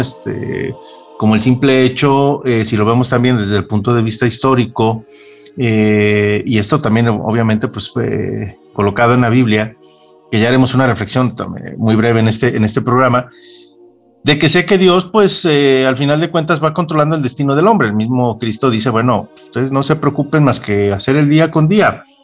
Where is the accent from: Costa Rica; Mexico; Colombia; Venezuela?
Mexico; parte de mi historia como, como mexicano.